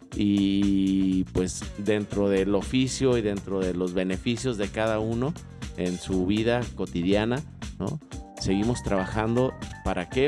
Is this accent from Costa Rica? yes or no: no; barrio de la Juárez, Tetlán, Jalisco, Mexico; yo soy del barrio de la Juárez, de la zona de Tetlán.